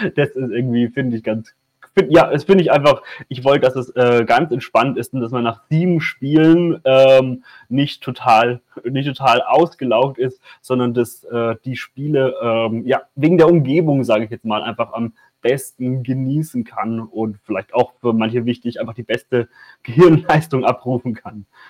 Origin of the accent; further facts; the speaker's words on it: Würzburg, Bavaria, Germany; es ist meine Heimatstadt